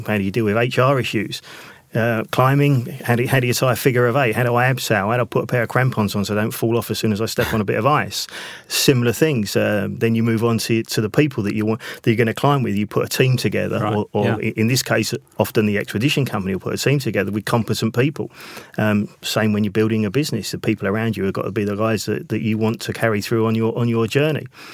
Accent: Southend-on-Sea, East of England, United Kingdom; I was born in Southend-on-Sea

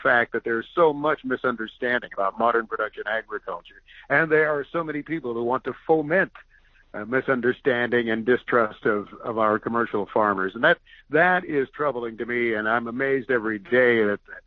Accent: Princeton, Indiana, United States; I grew up near Princeton, Indiana, about 10 or 11 miles southwest of Princeton.

